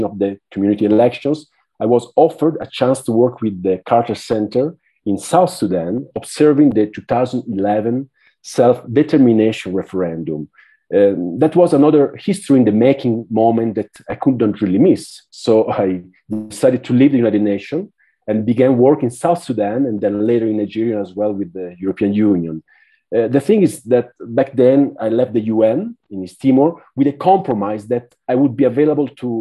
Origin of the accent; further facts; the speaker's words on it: Italy; moved away as an adult; now in Villavicencio, Colombia; I'm from Italy